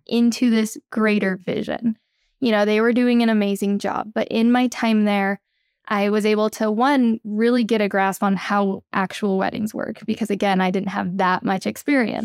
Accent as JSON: {"language": "English", "town": "Austin", "region": "Texas", "country": "United States", "tie": "born or raised there", "also_born_or_lived": "Idaho", "moved": "as an adult", "said": "I actually grew up in Austin, Texas"}